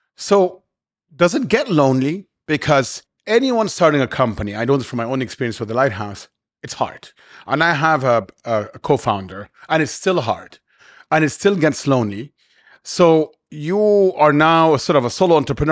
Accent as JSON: {"language": "English", "country": "Egypt", "tie": "born or raised there", "moved": "as an adult", "lives_now": "Dubai, United Arab Emirates", "said": "growing up in Egypt"}